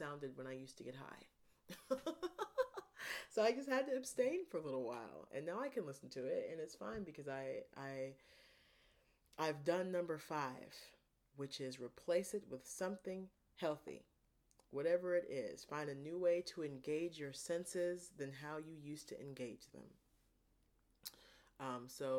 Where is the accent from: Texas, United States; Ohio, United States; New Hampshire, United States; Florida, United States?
Ohio, United States; I'm from Ohio, so I say pop